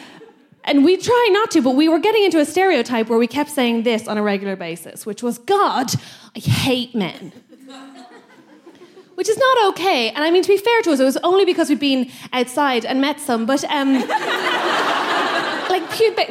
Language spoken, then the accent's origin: English; Ireland; as an Irish woman